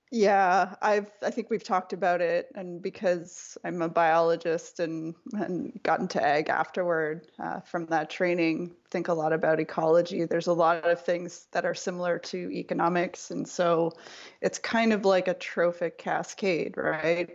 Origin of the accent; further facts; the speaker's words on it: Nova Scotia, Canada; moved away as an adult; now in Sacramento, United States; grew up in a pretty small province called Nova Scotia.